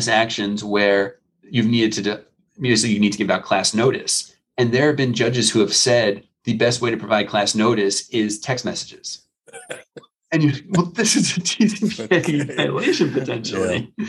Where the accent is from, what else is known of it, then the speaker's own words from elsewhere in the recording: New York, United States; now in Florida, United States; I was originally from New York, so my phone number was 516